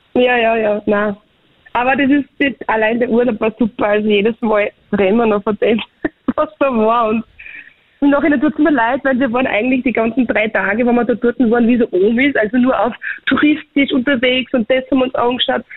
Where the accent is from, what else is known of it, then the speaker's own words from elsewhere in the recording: Austria; bei uns in Österreich